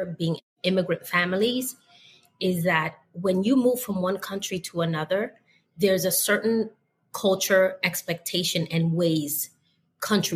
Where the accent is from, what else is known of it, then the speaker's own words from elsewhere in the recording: New York City, New York, United States; being from the South Bronx